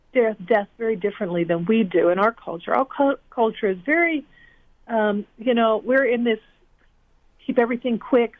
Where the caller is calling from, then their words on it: Cooperstown, New York, United States; I am calling in from Cooperstown, New York.